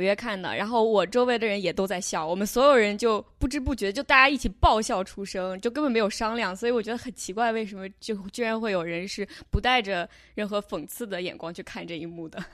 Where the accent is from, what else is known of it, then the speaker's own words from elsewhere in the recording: China; moved away as an adult; 我作为一个在中国长大的中国人